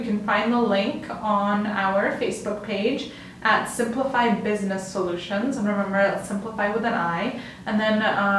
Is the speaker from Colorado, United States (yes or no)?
yes; Denver suburb, Colorado, United States; I am from Denver-ish. Like a suburb of Denver, but basically Denver.